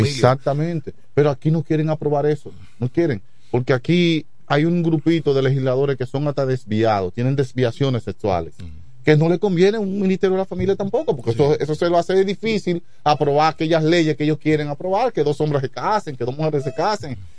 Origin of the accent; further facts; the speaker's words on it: Chabón, La Romana, Dominican Republic; aquí venimos de Chabón, un campo que está cerca del río ya. Eh, nos bajamos de un burro y, aprendemos a correr bicicleta, nos montamos en un motor y venimos a la Romana